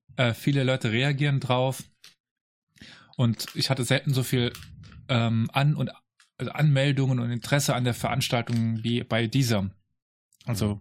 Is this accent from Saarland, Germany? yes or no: yes; Saarland, Germany; ich komme aus dem Saarland.